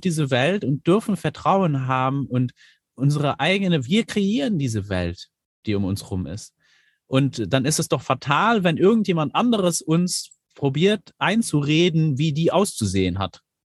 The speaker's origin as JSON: {"language": "German", "country": "Luxembourg", "said": "ich bin aus Luxemburg"}